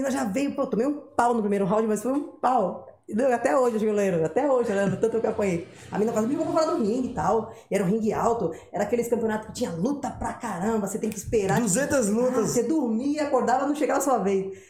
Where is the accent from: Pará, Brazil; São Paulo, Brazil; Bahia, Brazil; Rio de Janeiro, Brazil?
São Paulo, Brazil; Guarujá; Pô, sou do Guarujá, só atravessar era Santos.